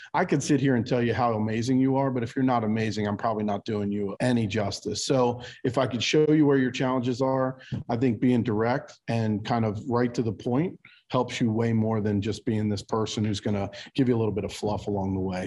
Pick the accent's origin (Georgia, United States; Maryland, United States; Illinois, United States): Maryland, United States; Baltimore; now in New Jersey, United States; I'm born and raised in Baltimore